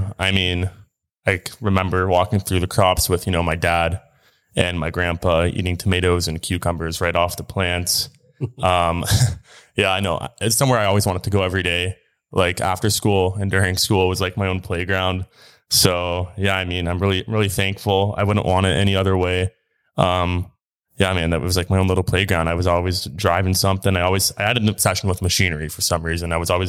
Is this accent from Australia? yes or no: no; Kingsville, Ontario, Canada; Yep. Yep. Born and raised in Kingsville, Ontario.